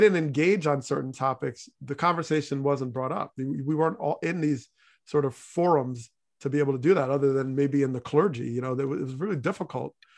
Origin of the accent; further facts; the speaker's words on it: New Jersey, United States; moved away; also born or lived in Hartford, Connecticut; growing up in New Jersey